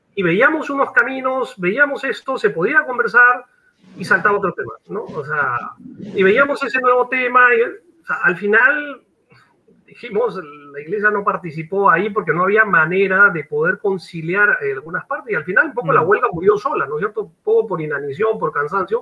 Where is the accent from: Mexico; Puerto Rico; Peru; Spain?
Peru; como peruano